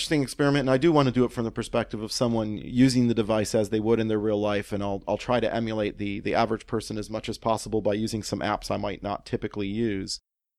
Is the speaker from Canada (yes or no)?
yes; Canada; as a Canadian